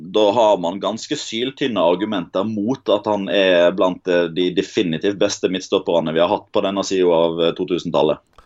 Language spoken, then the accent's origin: Norwegian; Odda, Vestland, Norway; Odda, der jeg kommer fra